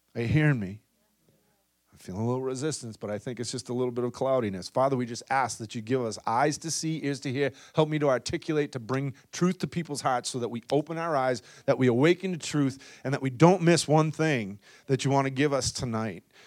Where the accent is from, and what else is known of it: Boston, Massachusetts, United States; accent: thick Boston